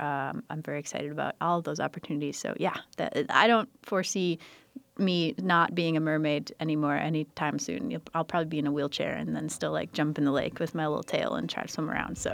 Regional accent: United States; I grew up on the San Croix River

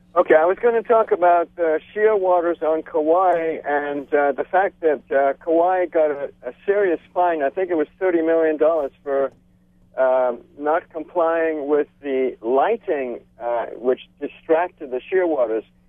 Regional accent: Jammu and Kashmir, India; now in Hawaii, United States; I was born and raised in Kashmir, India

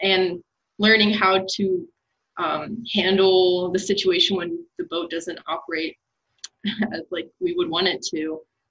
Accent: St. Louis, Missouri, United States; moved away as an adult; now in Arkansas, United States; I'm from St. Louis, but I had never been to Arkansas until I came here in January.

